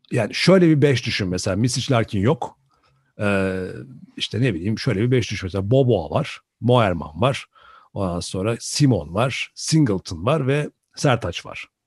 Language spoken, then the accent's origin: Turkish; Turkey; bir Türkiye'li olarak baktığın zaman da e, hoşuna giden bir e, eseri sahneye koyuyorlar açıkçası.